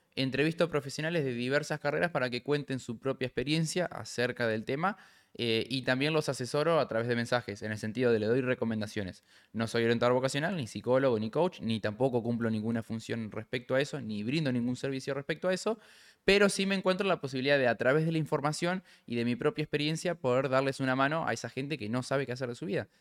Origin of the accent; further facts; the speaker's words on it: Gualeguaychú, Entre Ríos, Argentina; moved away as an adult; now in Buenos Aires, Argentina; si sos como yo de Entre Ríos